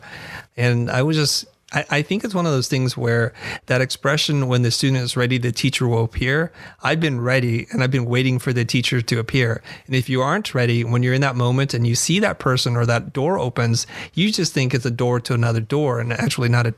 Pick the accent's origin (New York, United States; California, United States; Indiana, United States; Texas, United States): California, United States; Silicon Valley; also born or lived in Vietnam; I came to the United States in 1975 and we're refugees from Vietnam because of communism. And I grew up in the suburbs in Silicon Valley